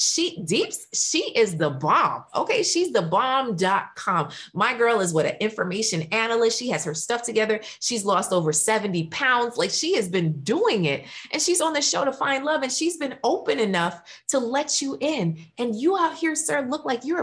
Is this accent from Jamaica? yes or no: yes; Jamaica; I'm Jamaican, and a part of the Jamaican culture